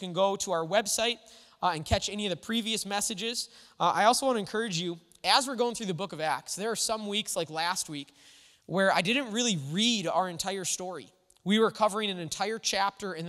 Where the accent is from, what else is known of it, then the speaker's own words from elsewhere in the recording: United States; we celebrate our freedom and independence as Americans